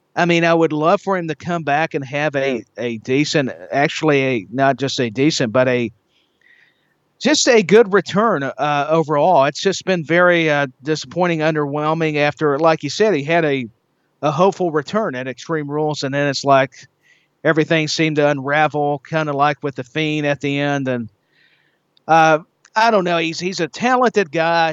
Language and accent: English; Tennessee, United States; Knoxville, Tennessee, right here in my home state